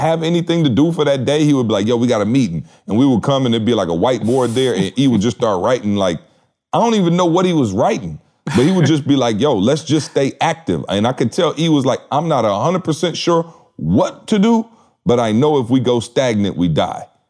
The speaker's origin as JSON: {"language": "English", "town": "Lansing", "region": "Michigan", "country": "United States", "tie": "born or raised there", "said": "I grew up in Lansing, so I can almost see, you know, Spartan Stadium, the Breslin from my house growing up my entire life"}